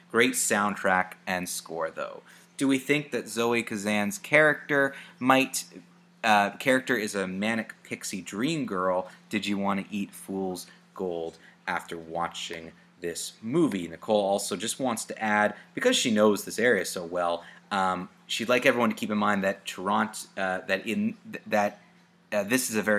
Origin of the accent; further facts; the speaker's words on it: Toronto, Ontario, Canada; but that's mainly because I'm from Toronto.